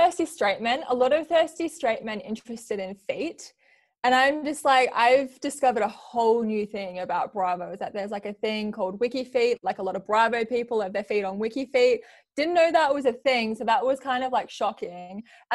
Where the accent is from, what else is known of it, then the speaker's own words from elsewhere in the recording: Australia; also born or lived in New Zealand; So I was born in New Zealand and I lived here until I was 4. And then we moved to Australia and I grew up in Australia ever since.